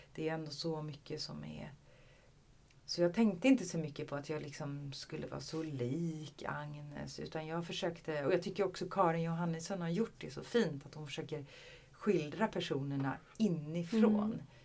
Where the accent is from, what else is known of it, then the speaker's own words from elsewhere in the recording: Skåne, Sweden; jag är ju från Skåne